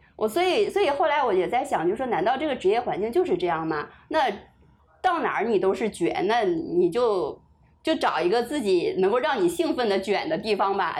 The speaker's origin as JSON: {"language": "Chinese", "country": "China", "also_born_or_lived": "Shanghai", "moved": "as an adult", "lives_now": "United States", "said": "你之前我们中国人在外企"}